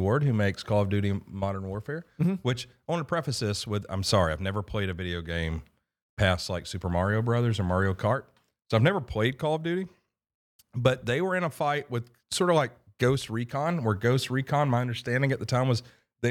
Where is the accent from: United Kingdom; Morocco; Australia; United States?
Morocco; moved away; I was born in Morocco